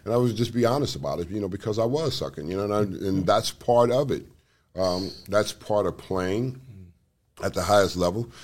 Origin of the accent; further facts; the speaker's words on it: Los Angeles, California, United States; growing up where I grew up in South Central Los Angeles